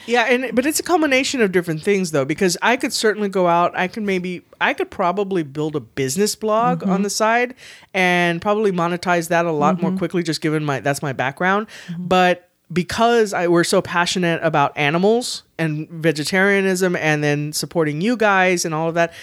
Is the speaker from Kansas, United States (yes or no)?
no; San Antonio, Texas, United States; I'm from San Antonio. I say I'm born, raised, and will die in San Antonio